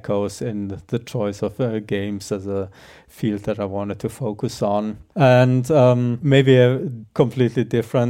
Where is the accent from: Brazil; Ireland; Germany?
Germany; also born or lived in Croatia / Netherlands / Austria; now in Graz, Austria; originally I'm from Croatia, grew up in Germany, spent a lot of time in the Netherlands before I ended up in Austria.